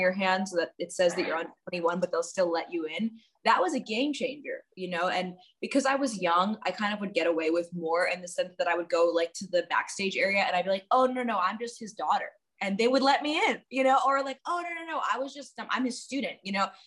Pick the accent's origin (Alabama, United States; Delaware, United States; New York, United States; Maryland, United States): New York, United States; New York City; also born or lived in Washington, D.C.; I grew up in New York City and I had two fairly traditional Indian parents